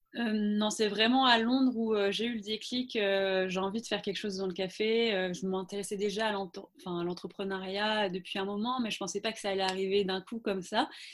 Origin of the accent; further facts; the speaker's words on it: Brittany, France; moved away as an adult; also born or lived in London; now in Nantes, France; je suis bretonne d'origine